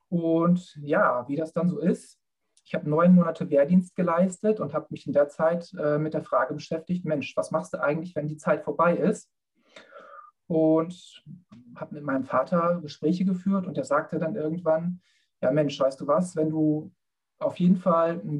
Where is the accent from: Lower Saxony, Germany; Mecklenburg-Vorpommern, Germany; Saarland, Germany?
Lower Saxony, Germany; Bad Zwischenahn; Ja, also ich komme aus Bad Zwischenahn, ähm, bin dort aufgewachsen.